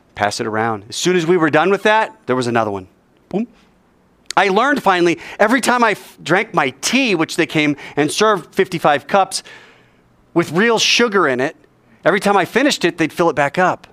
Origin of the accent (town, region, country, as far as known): United States